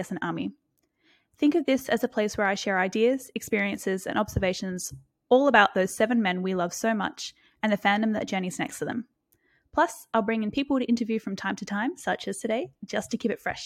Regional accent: Brisbane, Queensland, Australia; I'm from Brisbane, Australia.

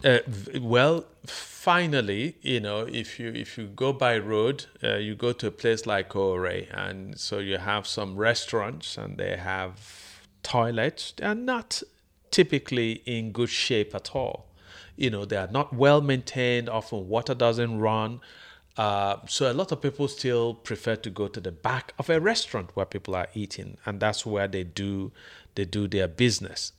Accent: Nigeria; This is my country

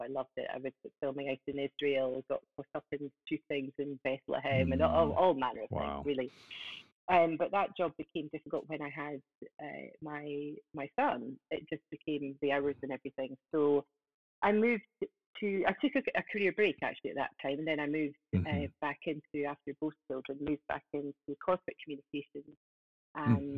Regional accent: Scottish Borders, Scotland, United Kingdom; also born or lived in Aberdeen; I am from Scotland in the Scottish Borders. That's just south of Edinburgh. I've lived here for 21 years

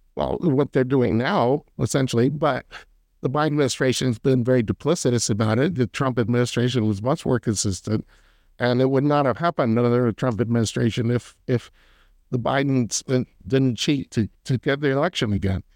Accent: near Philadelphia, Pennsylvania, United States; now in North Carolina, United States; I grew up near Philadelphia

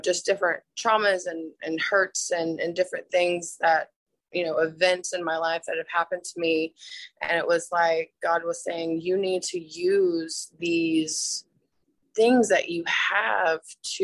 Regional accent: Atlanta, Georgia, United States; now in Huntsville, United States; I grew up in Atlanta

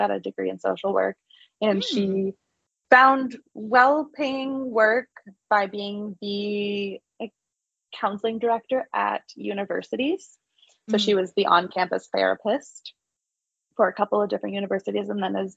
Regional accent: Los Angeles, California, United States; also born or lived in San Clemente, California; I grew up in Los Angeles. I'm a Valley girl

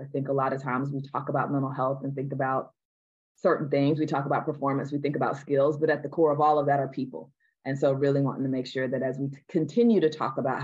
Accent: the South, United States; I'm born and raised in the South here in the United States

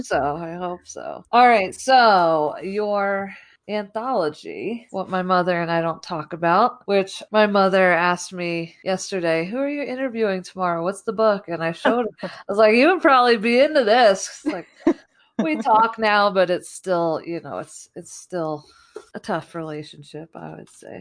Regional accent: New Jersey, United States; we're from the East Coast. I grew up in New Jersey

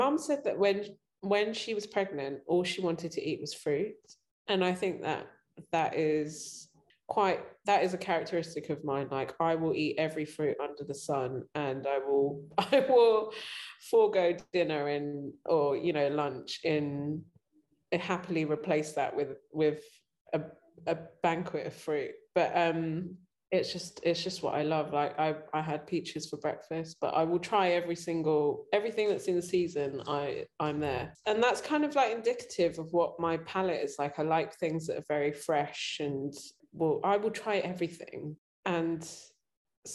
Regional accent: London, United Kingdom; I grew up and I was born in London

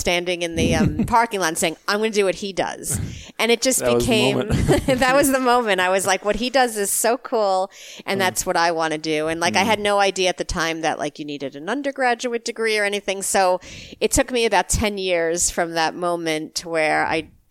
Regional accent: New York, United States; I grew up in New York

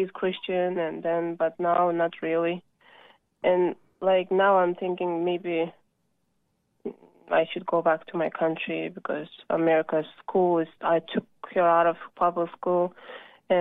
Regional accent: Kyrgyzstan; now in United States; I am from Middle East country, Kyrgyzstan

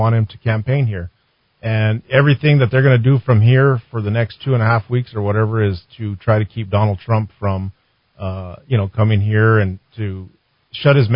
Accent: Belen, New Mexico, United States; I was born in Belen. I grew up there in Belen. I graduated high school there in Belen

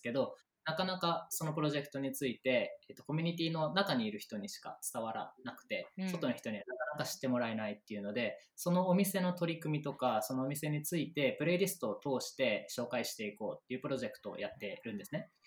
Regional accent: Osaka, Japan; now in Tokyo, Japan; 僕は大阪です

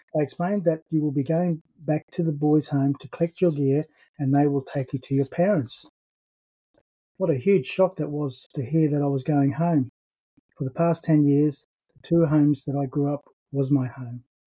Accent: Brisbane, Queensland, Australia; I was born in 1960 in Brisbane.

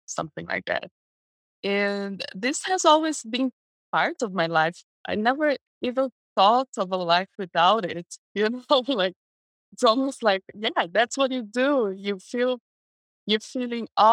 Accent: Brazil; English is a second language; also born or lived in West Coast, United States; now in United States; So I was raised in Brazil. That's where I'm from.

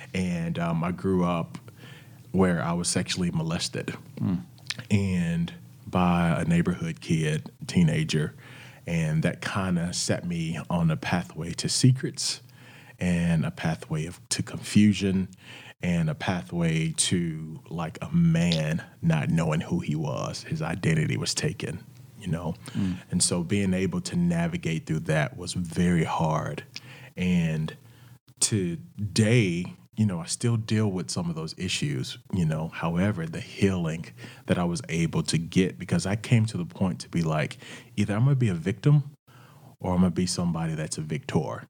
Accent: Wrightsville, Arkansas, United States; also born or lived in Little Rock, Arkansas / Jonesboro, Arkansas / Orlando, Florida; I actually lived 30 minutes outside of Little Rock. It's a little town called Wrightsville, Arkansas. And we grew up, uh, where my grandparents owned businesses

